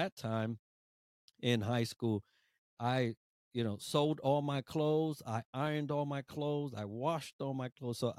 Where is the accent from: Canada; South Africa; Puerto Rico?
Puerto Rico; born there; I was born in Puerto Rico. I remember my house vividly.